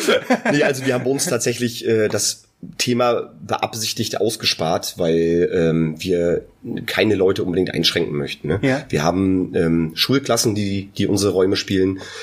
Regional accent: near Neubrandenburg, Mecklenburg-Vorpommern, Germany; Wir sind beide äh, aus der Nähe von Neubrandenburg

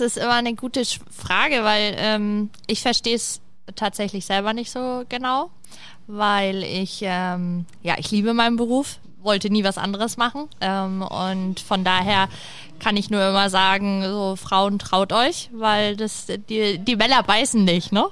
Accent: Nuremberg, Bavaria, Germany; ich komme ja aus Nürnberg

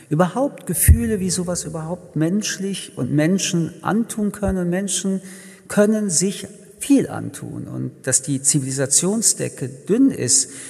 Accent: Paris, Île-de-France, France; Ich komme, wie gesagt, aus Paris

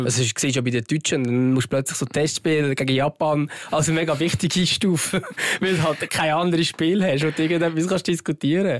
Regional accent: Switzerland; dass wir hier in der Schweiz geboren sind

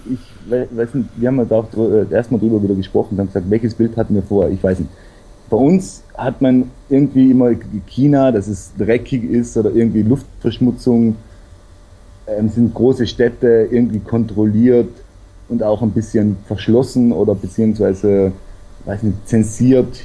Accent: South Tyrol, Trentino-Alto Adige, Italy; ich komme aus Südtirol und bin da eigentlich aufgewachsen in recht guter Luft

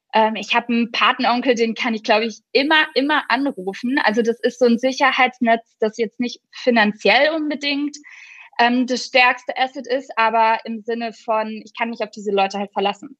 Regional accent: Franconia, Bavaria, Germany; bei uns in Franken

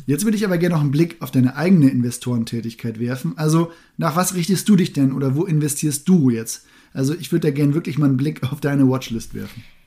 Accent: Münsterland, North Rhine-Westphalia, Germany; moved away; das Münsterland, meine alte Heimat

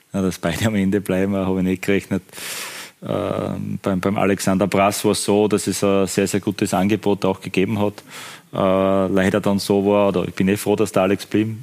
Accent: Styria, Austria; für mich als Steirer

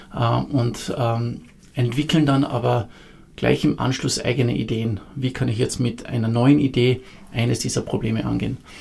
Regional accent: Carinthia, Austria; moved away as an adult; also born or lived in Vienna; grundsätzlich bin ich Kärntner, ich bin in Kärnten aufgewachsen

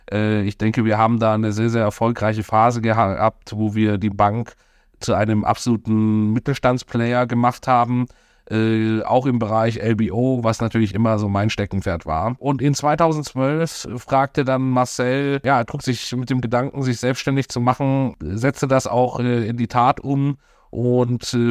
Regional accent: Munich, Bavaria, Germany; Ich bin zwar in äh, Deutschland, in München geboren und aufgewachsen, äh, bin daher ein gebürtiger Bayer, ein echtes Münchner Kindel.

